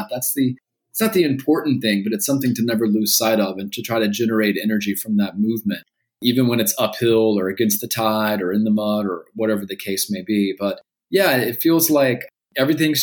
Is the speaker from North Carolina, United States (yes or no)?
yes; Gastonia, North Carolina, United States; I was growing up in Gastonia, North Carolina